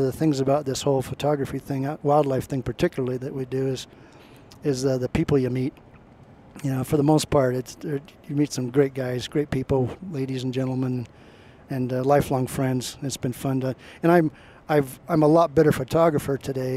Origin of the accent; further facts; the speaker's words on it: Portland, Oregon, United States; I grew up in Portland, Oregon